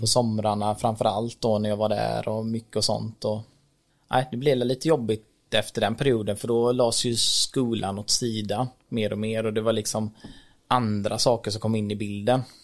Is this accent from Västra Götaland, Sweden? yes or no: no; Rolfstorp, Halland County, Sweden; also born or lived in Sri Lanka; Kom till Sverige när jag var tre månader drygt i eh, ett litet samhälle som heter Rollstorp som ligger mellan Varberg och Ullared, som många känner till säkert. Och växte upp där när jag var liten